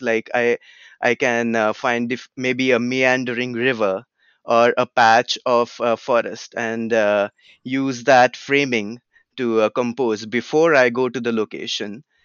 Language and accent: English; Pune, Maharashtra, India; also born or lived in California; now in United States; where I grew up in India, it's a city called Pune